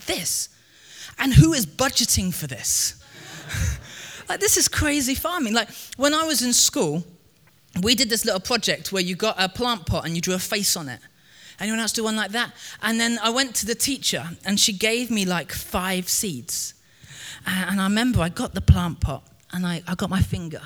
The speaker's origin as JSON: {"language": "English", "town": "Crawley", "region": "South East England", "country": "United Kingdom", "tie": "born or raised there", "said": "I grew up in Crewley. Crewley isn't exactly a farming town. It's just south of London."}